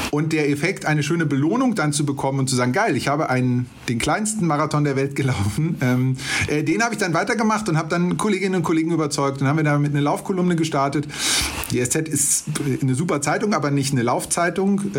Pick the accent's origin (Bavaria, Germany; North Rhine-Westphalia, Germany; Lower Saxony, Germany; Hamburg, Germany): Bavaria, Germany; Munich; Also sollte ich dann in München tatsächlich meine Heimatstadt laufen oder ganz was anderes